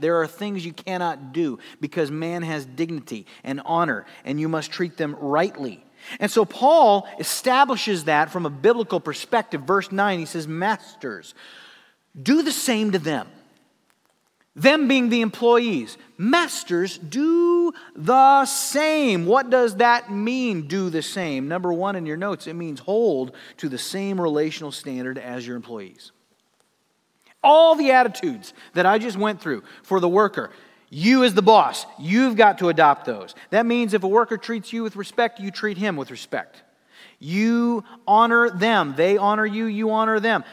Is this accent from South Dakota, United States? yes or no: yes; Sioux Falls, South Dakota, United States; moved away; I worked at a place, uh, in my hometown in South Dakota called Gigglebee's